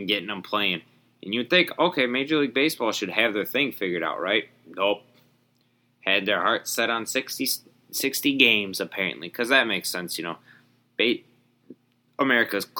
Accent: Wisconsin, United States; my home state

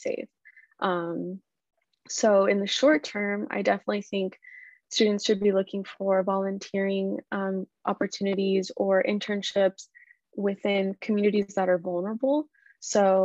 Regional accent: Central Valley of California, United States; I'm from the Central Valley of California, which is a huge agricultural region.

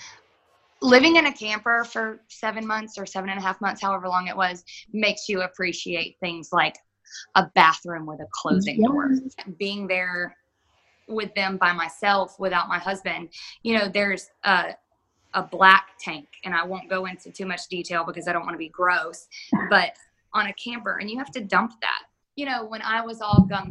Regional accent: Panama City, Florida, United States; moved away as an adult; now in Birmingham, United States; we're from Panama City and you know, we're here. We lost our house in a hurricane

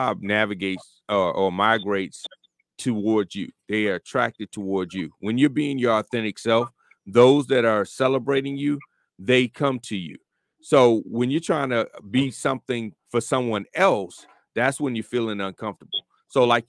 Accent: Florida, United States; I'm from Florida

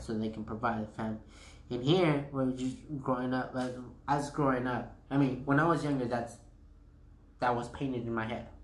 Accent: United States; I was actually the first kid to be born here in the United States

